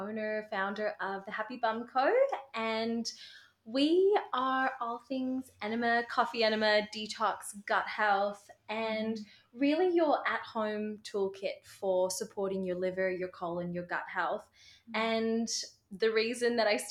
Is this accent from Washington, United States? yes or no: yes; Seattle, Washington, United States; moved away as an adult; now in Brisbane, Australia; back in Seattle, my hometown, back in the United States